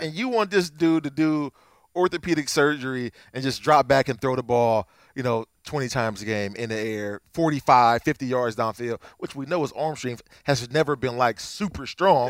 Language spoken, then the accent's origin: English; Akron, Ohio, United States; I'm from Akron